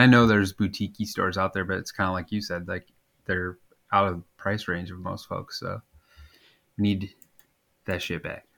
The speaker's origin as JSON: {"language": "English", "region": "Nebraska", "country": "United States", "said": "I'm from Nebraska"}